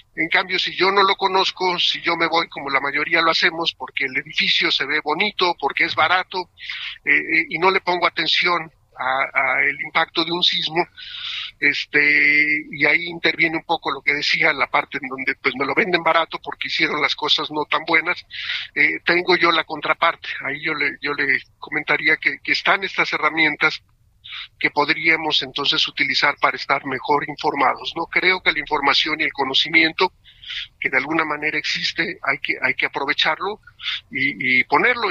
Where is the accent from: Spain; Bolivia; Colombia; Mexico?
Mexico; como mexicanos